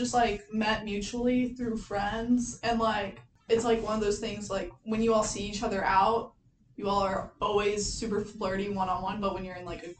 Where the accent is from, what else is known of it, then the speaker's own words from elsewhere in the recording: Louisville, Kentucky, United States; I'm from Louisville, Kentucky